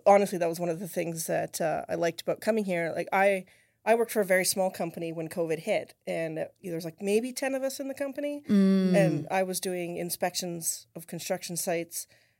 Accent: Saskatchewan, Canada; moved away as an adult; now in United States; I'm from Canada originally.

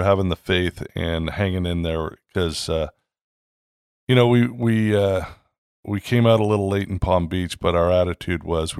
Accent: Canada; now in United States; everybody knows at this point that I came from Canada 20 years ago and we love living in the States.

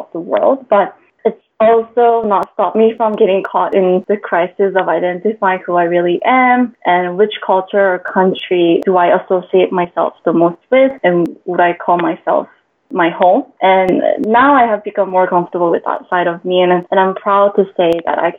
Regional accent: Vancouver, British Columbia, Canada; moved away as an adult; now in Singapore; I actually moved to Singapore from my hometown, Vancouver, Canada, 4 years ago

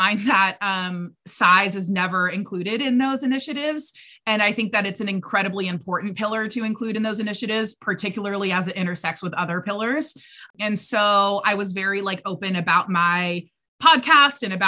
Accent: United States

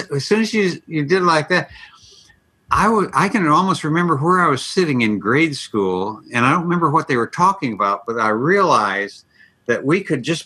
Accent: Elgin, Illinois, United States; also born or lived in Ireland; now in San Diego, United States; Just outside of Chicago, Elgin, Illinois

